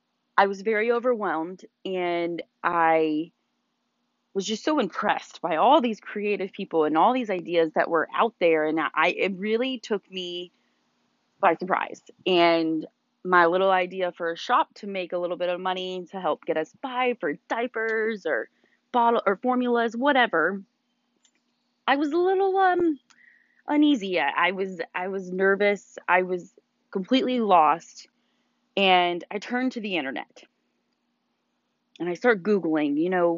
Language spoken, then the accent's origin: English; Louisville, Kentucky, United States; moved away as an adult; now in Dallas, Georgia, United States; We are originally from Louisville, Kentucky, born and raised